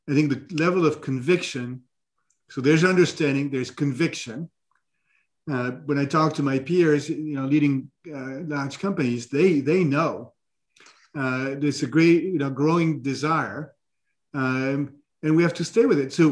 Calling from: New York City, New York, United States; I'm speaking from New York City.

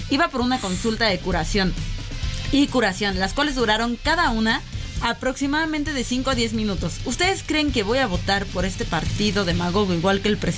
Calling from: Iztapalapa, Mexico City, Mexico; de Iztapalapa.

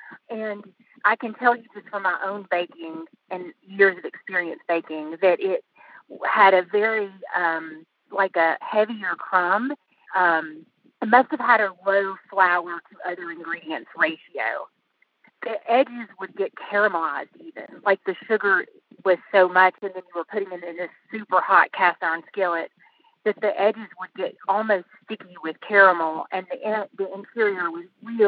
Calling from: Asheville, North Carolina, United States; Asheville, North Carolina.

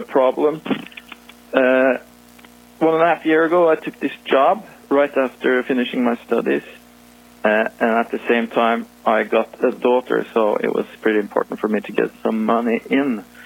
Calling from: Norway; calling from Norway.

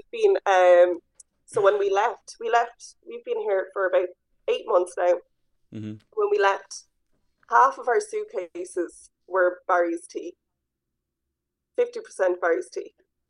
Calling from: Hanoi, Vietnam; Just a little bit down the road in Hanoi, Vietnam.

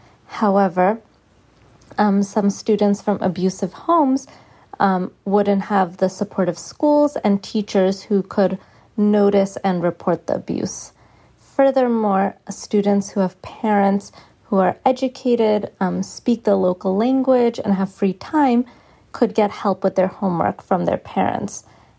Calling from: Boston, Massachusetts, United States; I am calling from Boston.

